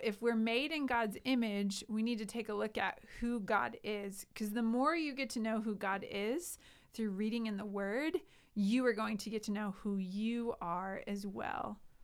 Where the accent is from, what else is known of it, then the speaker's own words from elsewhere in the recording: Sioux Falls, South Dakota, United States; also born or lived in Indiana / Colorado; I grew up here in Sioux Falls